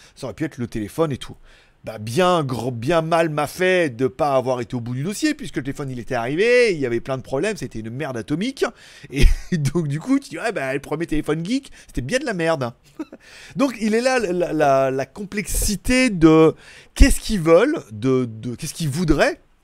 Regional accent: France; on est français

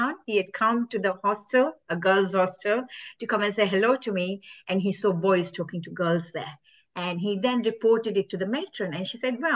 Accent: Kenya; I'm originally from Kenya

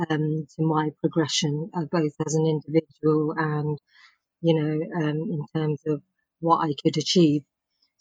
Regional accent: Bedford, East of England, United Kingdom; I was born in Bedford, in Bedfordshire

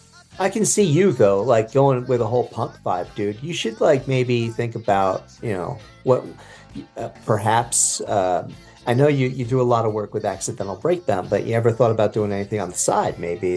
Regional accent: New Jersey, United States; I'm from Jersey, though. I have that handicap.

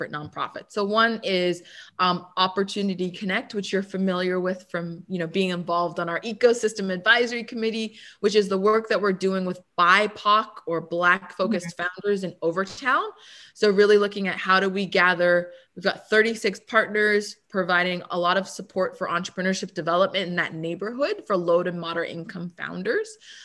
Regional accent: Vancouver, British Columbia, Canada; moved away; I grew up in Vancouver, British Columbia, and Canada

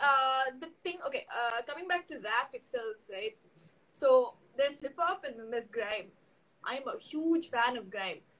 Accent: Chennai, Tamil Nadu, India; accent: Chennai Tamil; I don't have an Ur. I was born in Chennai, so uh, like my, my dad has a side, my mom has a side, but like for me it was city only.

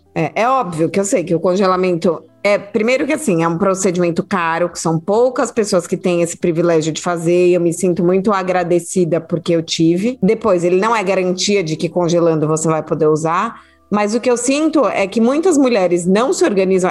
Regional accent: São Paulo, Brazil; moved away as an adult; also born or lived in Rio de Janeiro; Eu nasci em São Paulo, cresci em São Paulo

